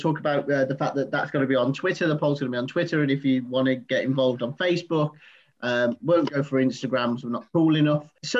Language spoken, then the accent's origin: English; Birmingham, West Midlands, United Kingdom; accent: Brummie; now in Leamington, United Kingdom; If I spend a couple of days in Birmingham, my Brummie accent comes back massively. Now, I've still got a Brummie accent, obviously, but because I'm not a million miles away from Birmingham in Leamington.